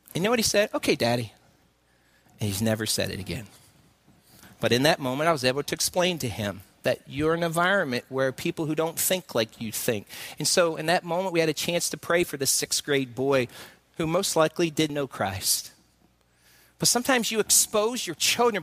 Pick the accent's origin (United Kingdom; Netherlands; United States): United States; Southeast; moved away; I'm from the southeast, and so uh, uh, you can pick up on drawing.